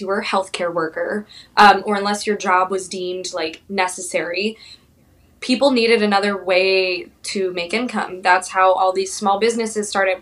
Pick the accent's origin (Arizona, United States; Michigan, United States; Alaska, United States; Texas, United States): Arizona, United States; Phoenix; moved away as an adult; also born or lived in Orlando, Florida / Pensacola, Florida / San Diego, California; now in Wilmington, United States; Yeah, so I was born and raised in Phoenix, Arizona.